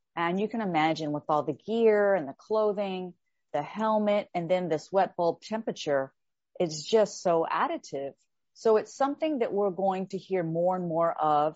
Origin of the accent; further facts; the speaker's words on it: Texas, United States; I am from the South here in the United States